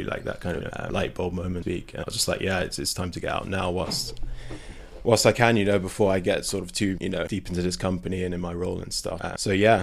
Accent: London, United Kingdom; moved away; I'm from London

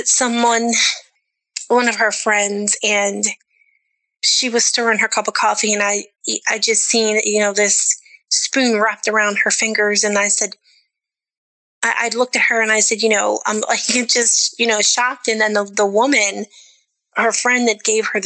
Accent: Maryland, United States; I grew up in Maryland

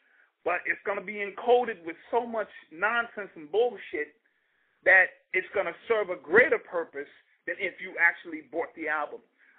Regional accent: New York City, New York, United States; I grew up in Cedar Park. You know what I mean? Which is a one of the spiritual bases of hip-hop.

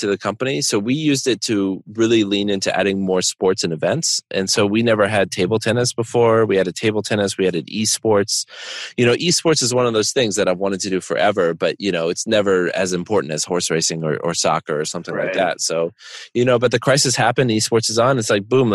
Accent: Connecticut, United States; moved away; also born or lived in Chicago; I grew up near Foxwoods and Mohegan Sun

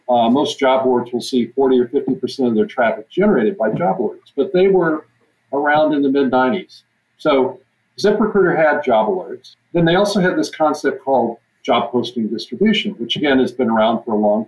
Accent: Texas, United States; now in Grinnell, United States; I'm originally from Texas.

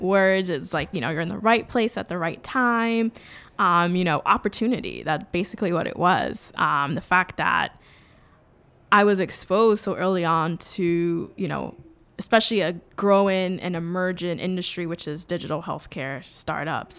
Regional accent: New York City, New York, United States; also born or lived in Jamaica; So I grew up in New York City. I grew up in the Bronx

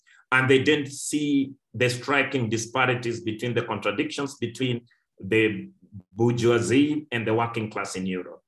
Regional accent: Kenya; us here at home

